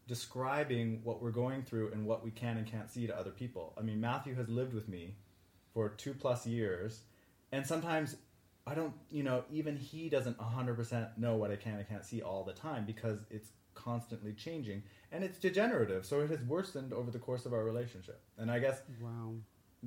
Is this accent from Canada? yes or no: yes; Canada; moved away; I'm Canadian, I lived on the other side of the border. I was living in Canada